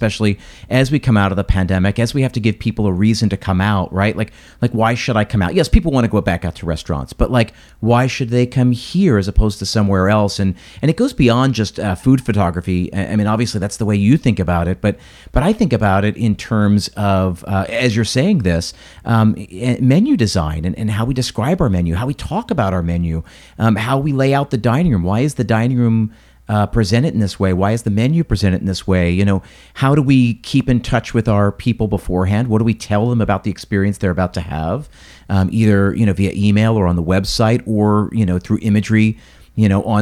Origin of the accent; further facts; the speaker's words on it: United States; my view as an American